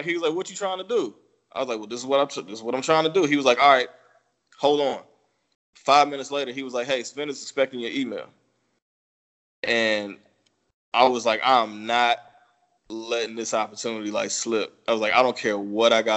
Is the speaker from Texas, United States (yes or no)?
yes; Dallas, Texas, United States; also born or lived in Germany / St. Louis / Virginia; I'm in Texas. One show is 2 hours from me. I'm from Dallas